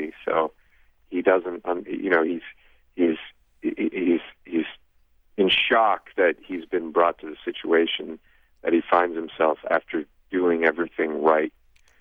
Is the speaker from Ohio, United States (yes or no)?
yes; Ohio, United States; I'm from Ohio